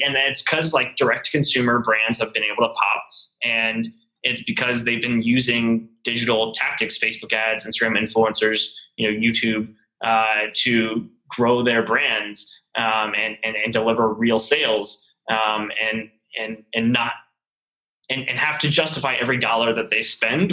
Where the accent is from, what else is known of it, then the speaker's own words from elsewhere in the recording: Charlotte, North Carolina, United States; moved away as an adult; also born or lived in New York; now in Chattanooga, United States; I was from Charlotte